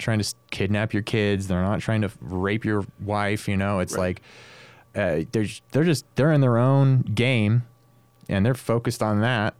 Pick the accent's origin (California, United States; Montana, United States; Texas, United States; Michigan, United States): California, United States; Stockton; growing up in Stockton, I mean, as a as a teenager